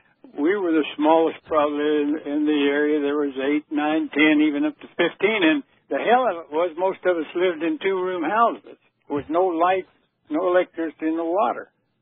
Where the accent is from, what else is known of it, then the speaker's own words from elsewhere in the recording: St. Joseph, Missouri, United States; also born or lived in Emporia, Kansas / Mountain City; I was born in Emporia, Kansas, in 1925, and then we moved to St. Joe, Missouri. The folks moved to St. Joe, Missouri. I was just a child, and that's where I grew up pretty well.